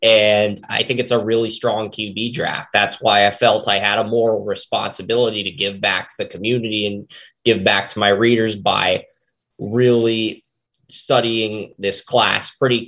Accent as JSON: {"language": "English", "region": "Tennessee", "country": "United States", "tie": "born or raised there", "said": "I'm sorry to do this to my hometown city. It's just, I think Tennessee just has"}